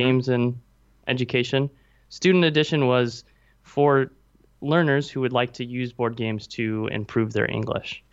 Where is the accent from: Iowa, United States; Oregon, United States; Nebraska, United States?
Nebraska, United States; moved away as an adult; now in Taipei, Taiwan; I'm actually in Taipei, Taiwan, and I am from Nebraska.